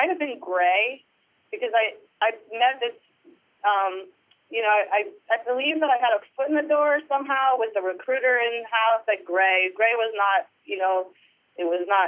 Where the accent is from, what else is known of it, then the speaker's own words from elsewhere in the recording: Parsippany, New Jersey, United States; I grew up in New Jersey, Parsippany, New Jersey.